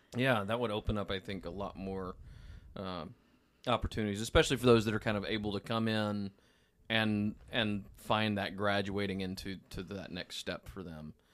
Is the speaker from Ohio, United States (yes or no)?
no; Memphis, Tennessee, United States; moved away; I'm from the South, grew up in, in, uh, in the Memphis area